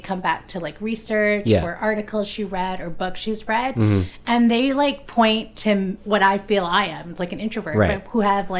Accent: Philippines; So I can see there's some extrovert, maybe just being Filipino too. Like I find like my family's very like outgoing.

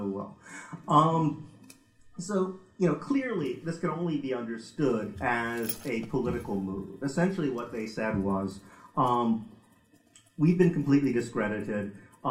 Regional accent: United States; now in United Kingdom; I come from America

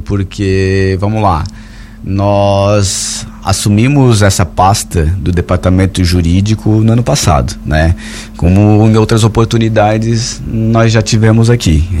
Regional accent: Orleans, Santa Catarina, Brazil; Eu não sou aqui da cidade, sou da, como vocês sabem, eu sou de Orleans

